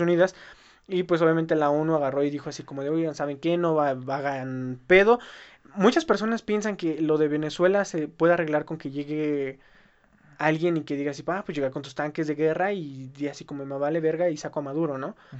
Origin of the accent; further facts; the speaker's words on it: Mexico; nosotros como mexicanos